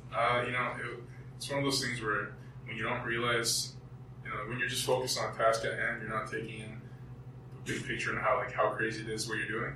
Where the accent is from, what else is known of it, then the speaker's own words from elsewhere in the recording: Montreal, Quebec, Canada; also born or lived in Paris / Kingston, Ontario / Maine; As a kid, I didn't stay long in Paris, and we moved to Montreal pretty early in my life, and I was five, six months old. Mm-hmm. So uh, just growing up in Montreal